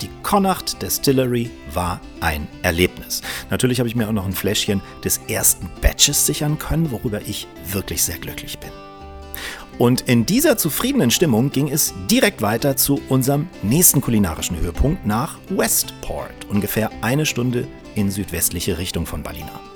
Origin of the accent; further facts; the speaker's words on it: Northern Germany, Germany; ich als Norddeutscher